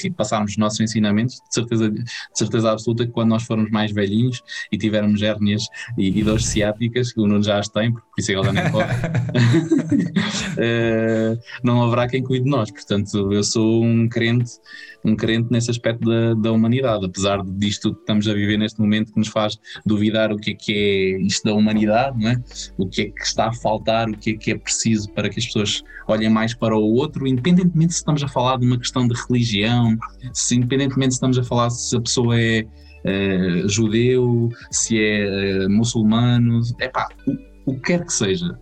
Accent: Vagos, Centro, Portugal; also born or lived in France; eu fui um privilegiado pelo meio onde nasci porque tinha, tinha muita oferta

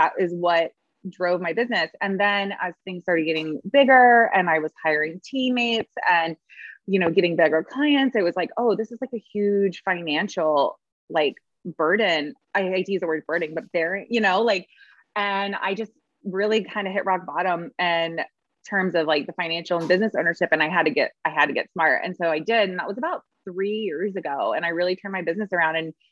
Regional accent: Lakeland, Florida, United States; also born or lived in Chicago; now in St. Petersburg, United States; I was born and raised in Central Florida in Lakeland, Kathleen, very small

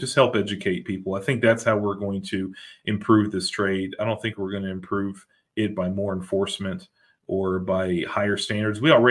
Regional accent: Greensboro, North Carolina, United States; moved away as an adult; now in North Carolina coast, United States; I moved away from my home of 43 years, born and raised in Greensboro

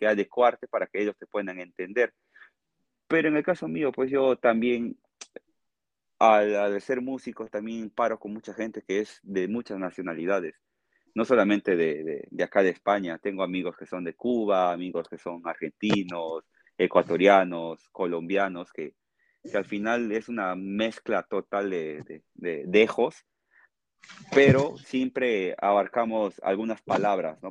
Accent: Tarapoto, San Martín, Peru; accent: Peruvian jungle (charapa); moved away as an adult; also born or lived in Lima, Peru; now in Spain; yo soy de Tarapoto, le digo, ah, charapa, me dicen, charapa.

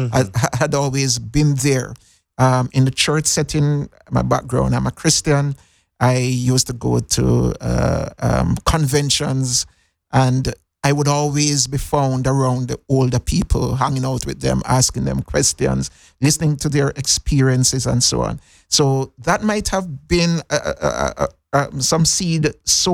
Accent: Montego Bay, Jamaica; moved away as an adult; now in Cayman Islands; So I'm a Jamaican. I went to the best high school in Jamaica, Cornwall College, for those who know Montego Bay

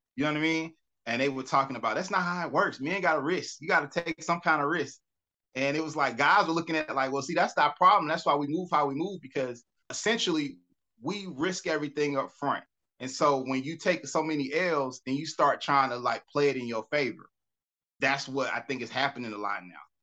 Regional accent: Atlanta, Georgia, United States; I grew up here. I'm from Atlanta.

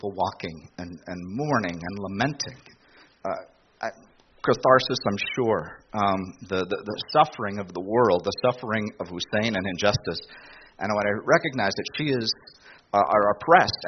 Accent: United States; I'm an American. My genealogy goes back a long way

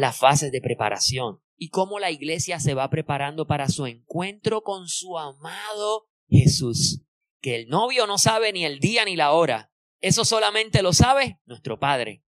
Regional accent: Puerto Rico; nosotros que somos boricua

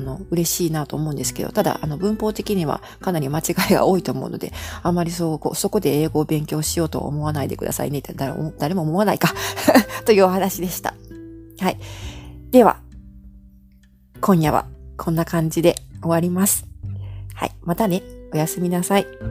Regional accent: Japan

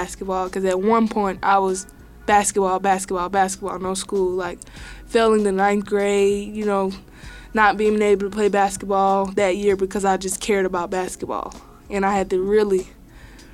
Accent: Eufaula, Alabama, United States; now in Kansas, United States; I'm from Eufaula, Alabama

